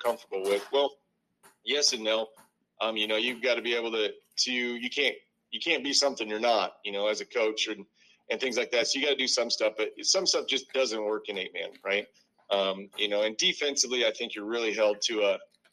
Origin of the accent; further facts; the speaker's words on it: Northwest Iowa, United States; I grew up in Northwest Iowa